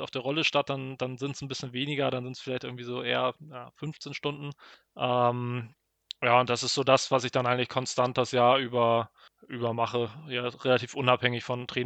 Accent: Hamburg, Germany; Das eine ist ähm, Ironman Hamburg, also jetzt hier in meiner Heimatstadt.

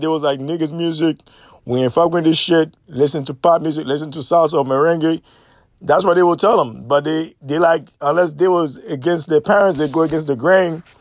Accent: New York City, New York, United States; also born or lived in Haiti; I grew up in New York City in the nineties.

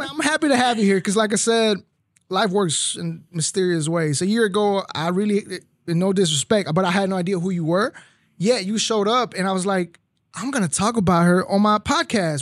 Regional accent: McAllen, Texas, United States; I grew up in McAllen, Texas

